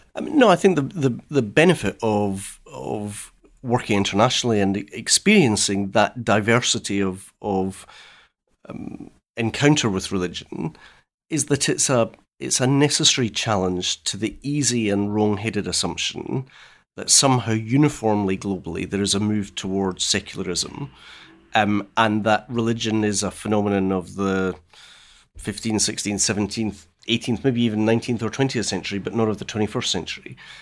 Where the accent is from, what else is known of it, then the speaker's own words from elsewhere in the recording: West Central Scotland, United Kingdom; the upbringing I had in West Central Scotland.